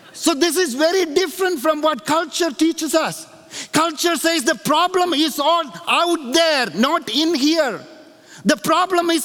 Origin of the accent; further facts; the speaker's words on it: India; moved away; when I grew up in India, there was a tire factory that came to our little town